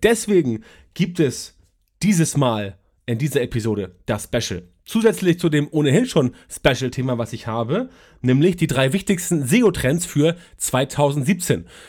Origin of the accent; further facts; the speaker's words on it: Germany; bei uns in Deutschland